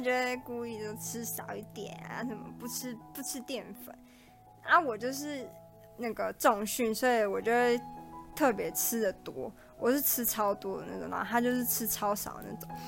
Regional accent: Taipei, Taiwan; 我就是台北人，我的朋友都在台北

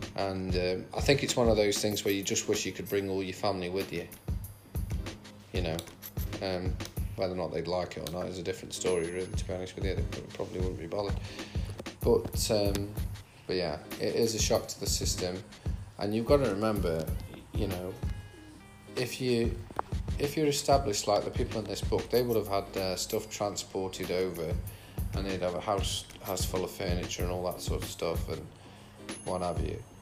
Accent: the Midlands, England, United Kingdom; now in Australia; I'm from the Midlands, I'm not from up north.

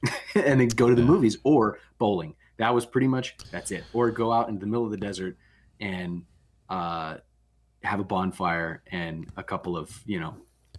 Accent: California, United States; also born or lived in Las Vegas / Sacramento; But no, I grew up in Southern California, born in Vegas, and then when I was three, we moved to California and lived like outside of Sacramento for a hot minute, but pretty much grew up in Southern California

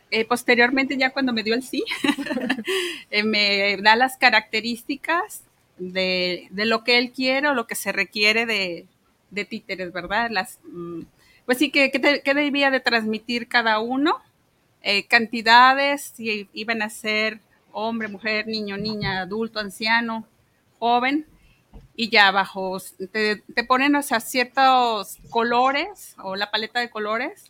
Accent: Guadalajara, Jalisco, Mexico; nací aquí en Guadalajara, soy tapatía

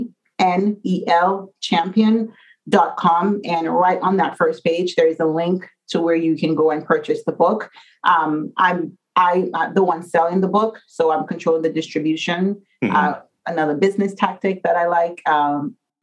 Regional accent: Dominica; moved away; I'm from Dominica

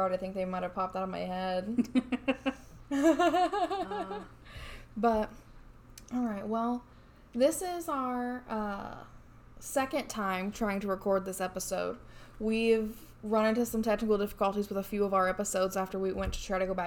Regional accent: Indiana, United States; moved away as an adult; now in Florida, United States; my home state, which is the state of Indiana

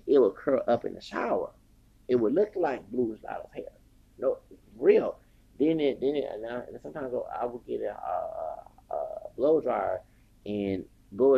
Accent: Texas, United States; I'm from Texas

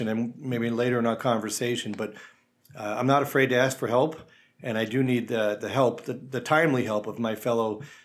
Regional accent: Long Island, New York, United States; moved away as an adult; now in Saratoga, United States; I'm not from Saratoga, I'm from Long Island, and yet I've always loved upstate New York, but I'm a transplant.

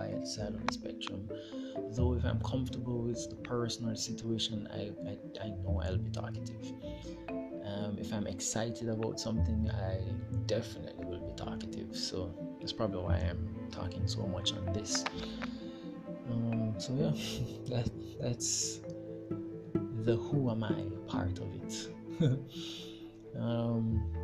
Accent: Jamaica; I'm from Jamaica

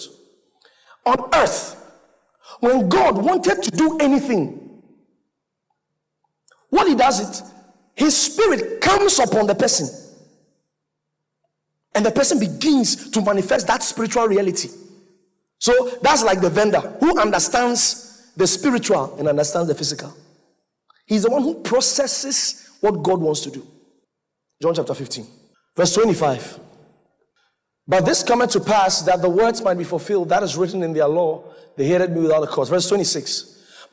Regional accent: Ghana; I'm from Ghana.

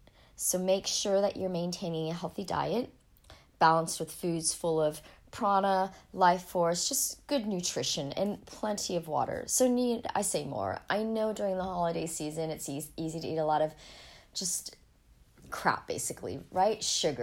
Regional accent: Ohio, United States; born there; also born or lived in Colorado; I was born in Ohio. It was actually quite cold there in winter

